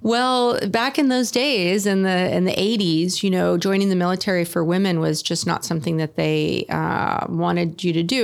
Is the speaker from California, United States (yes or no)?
yes; Sonoma County, Northern California, United States; moved away as an adult; now in Oceanside, United States; I was born and raised in Northern California in Sonoma County